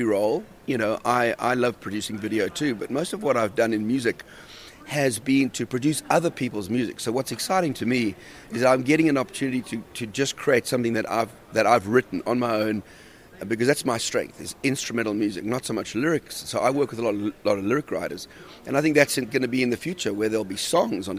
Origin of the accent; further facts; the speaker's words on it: South Africa; moved away as an adult; also born or lived in Australia; I grew up in South Africa, and then we moved to Australia